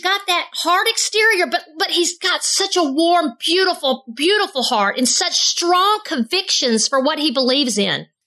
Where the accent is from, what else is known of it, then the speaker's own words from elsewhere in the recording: the South, United States; accent: Southern; I'm, I'm Southern. I say Af.